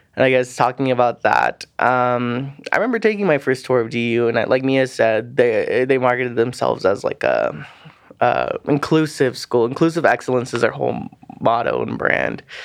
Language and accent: English; Pueblo, Colorado, United States; also born or lived in Saipan, Northern Mariana Islands; I lived there from about my elementary schools all the way through my sixth grade, and I moved back to Pueblo, Colorado